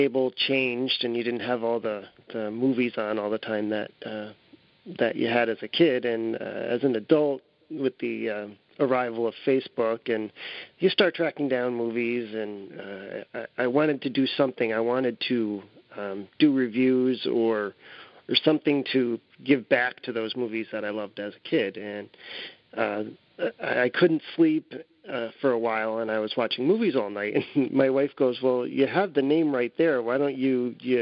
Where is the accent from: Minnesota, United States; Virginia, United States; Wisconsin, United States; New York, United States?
New York, United States; Guilderland; I grew up here locally in Gilderland, and I was a 70s kid